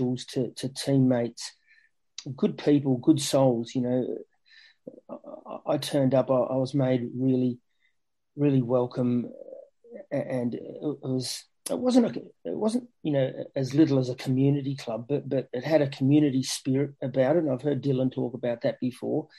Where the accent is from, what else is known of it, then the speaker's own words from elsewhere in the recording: Australia; moved away; Growing up in Australia, as a kid, watching the big match and watching English football